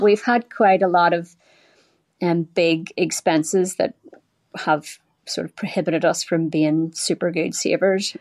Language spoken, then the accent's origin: English; Belfast, Northern Ireland, United Kingdom; moved away as an adult; now in United States; I grew up in Belfast in the eighties and the nineties